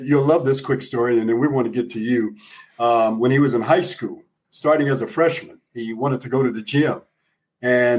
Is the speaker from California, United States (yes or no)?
no; Arizona, United States; I grew up in Arizona